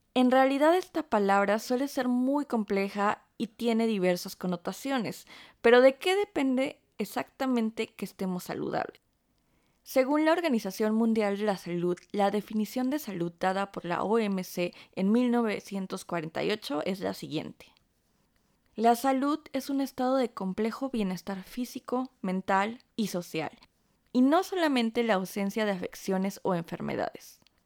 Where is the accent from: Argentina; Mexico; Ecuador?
Mexico; now in Stuttgart, Germany; nuestro nombre como mexicanas